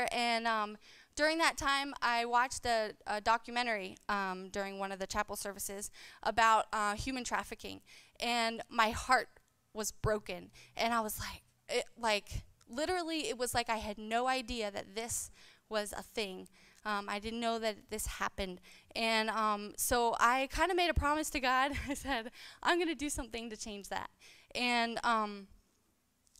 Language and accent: English; Landrum, South Carolina, United States; I was raised, I grew up here in Landrum